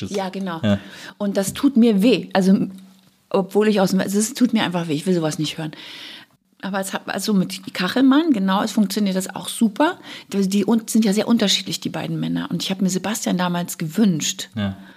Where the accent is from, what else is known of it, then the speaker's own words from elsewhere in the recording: Bavaria, Germany; Gra gerade als Bayer ah.